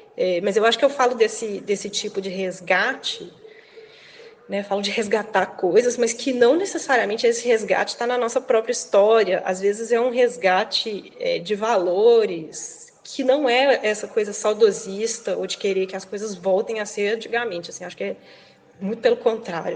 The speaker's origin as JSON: {"language": "Portuguese", "town": "Belo Horizonte", "region": "Minas Gerais", "country": "Brazil", "accent": "Minas", "moved": "as an adult", "lives_now": "Pato Branco, Brazil", "said": "eu ter esse sotaque de Minas, que é muito diferente do deles"}